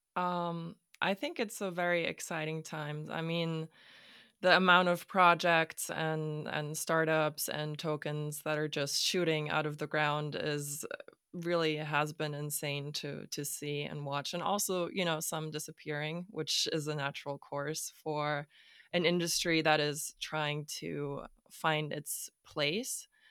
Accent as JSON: {"language": "English", "region": "Hamburg", "country": "Germany", "also_born_or_lived": "Stockholm", "said": "I am from Hamburg, Germany"}